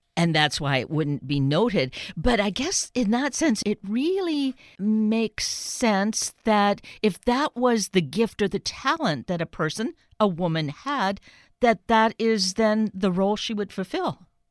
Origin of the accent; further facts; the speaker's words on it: Canada; Growing up Canadian